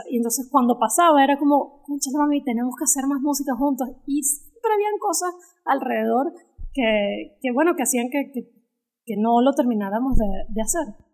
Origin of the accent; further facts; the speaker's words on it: Caracas, Capital District, Venezuela; moved away as an adult; now in United States; vivimos en Caracas juntas mucho tiempo, o sea, yo me fui de Caracas teniendo 23, 24 años de edad